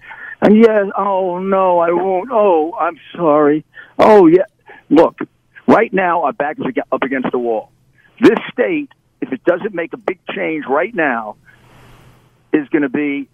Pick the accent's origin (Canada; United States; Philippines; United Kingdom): United States; New York City, New York; I'm a New Yorker. I'm a extremely, extremely dedicated New Yorker. I've basically grown up in New York City all my life. I was born there